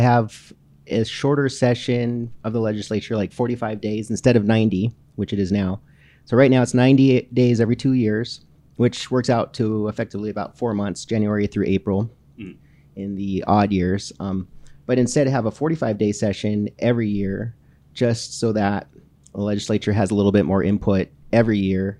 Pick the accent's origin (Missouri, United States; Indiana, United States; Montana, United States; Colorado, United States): Montana, United States; Great Falls; also born or lived in Missoula; I've lived in Great Falls for as long as I can remember. I was born in Missoula in 1984, so I'm going to be 36 next month